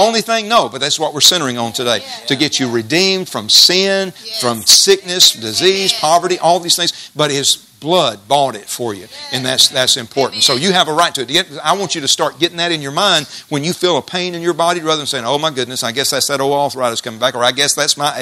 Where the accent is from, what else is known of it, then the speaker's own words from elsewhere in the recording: Jasper, United States; When I was a kid in Jasper, growing up in Jasper, we had A&P grocery store